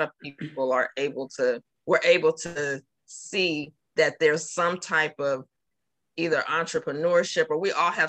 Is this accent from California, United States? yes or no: yes; California, United States; moved away as an adult; now in Georgia, United States; I'm from California, as we talked about, and I recently moved to Georgia